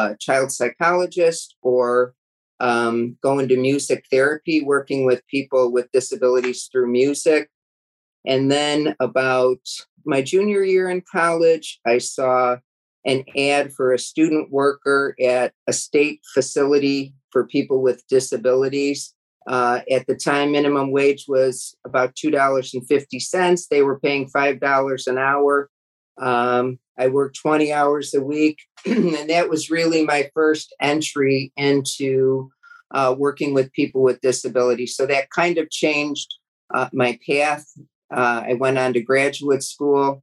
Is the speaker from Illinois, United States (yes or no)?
yes; South Suburban Cook County, Illinois, United States; I was born and raised in South Suburban Cook County. I've never lived probably 10 miles from where I grew up.